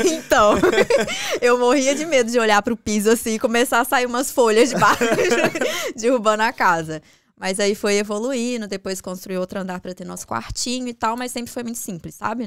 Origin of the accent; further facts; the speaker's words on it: Contagem, Minas Gerais, Brazil; moved away as an adult; also born or lived in Belo Horizonte; now in Dublin, Ireland; Nasci em BH, mas morei minha vida toda em Contagem, que é um município uhum. lá de Minas.